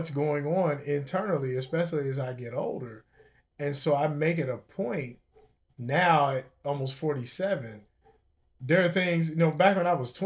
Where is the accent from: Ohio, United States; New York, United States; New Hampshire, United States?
Ohio, United States; Cincinnati; I'm from Cincinnati.